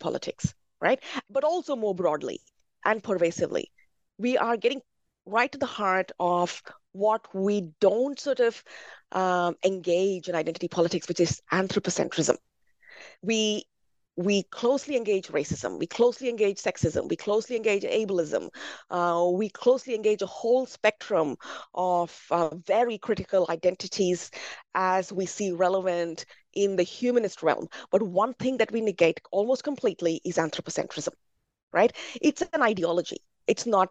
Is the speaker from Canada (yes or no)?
no; India; as a Brahmin growing up in India